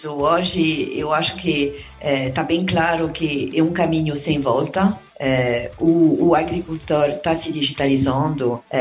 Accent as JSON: {"language": "Portuguese", "country": "France", "lives_now": "Brazil", "said": "sou, sou, estrangeira, né? Sou, sou francesa e libanesa. Agora, na verdade, faz oito anos que, estou aqui no"}